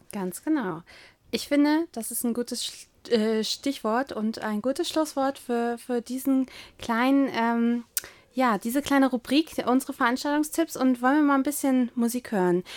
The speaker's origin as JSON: {"language": "German", "region": "East Germany", "country": "Germany", "said": "Ich komme ja aus Ostdeutschland"}